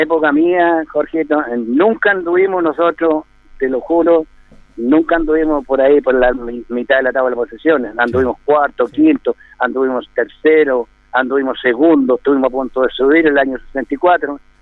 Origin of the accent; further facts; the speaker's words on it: Cauquenes, Maule, Chile; moved away as an adult; also born or lived in Colchagua; now in Linares, Chile; yo nací en Cauquienes el año 64, el año 64, 63 mejor dicho, el año 63 jugando allá en Cauquene por el Maximiliano Oviedo